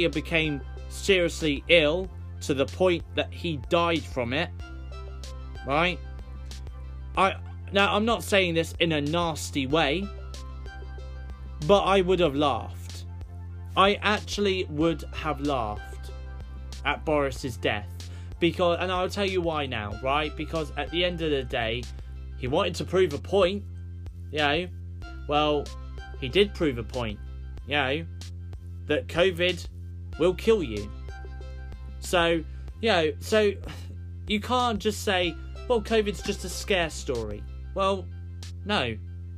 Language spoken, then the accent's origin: English; United Kingdom; we, as British people